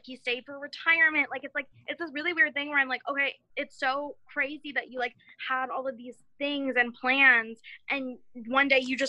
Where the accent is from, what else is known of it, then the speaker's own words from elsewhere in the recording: near Stanford University, California, United States; I grew up near Stanford University